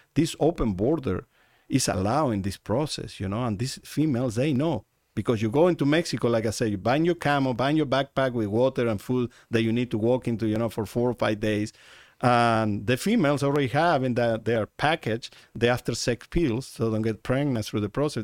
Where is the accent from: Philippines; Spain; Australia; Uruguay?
Uruguay; moved away as an adult; now in Arizona, United States; in the country I was born in Uruguay